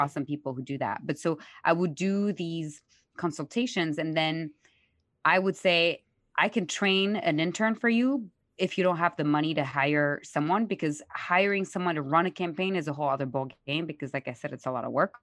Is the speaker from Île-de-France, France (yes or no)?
yes; Paris, Île-de-France, France; moved away; I'm born and raised in Paris